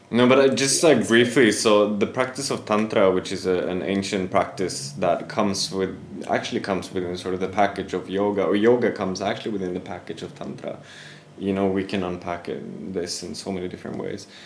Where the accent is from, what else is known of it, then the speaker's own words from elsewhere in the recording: Sweden; I am originally from Sweden.